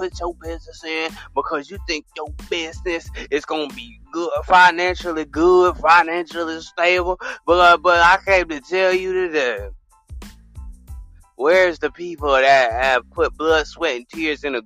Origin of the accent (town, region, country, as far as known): the South, United States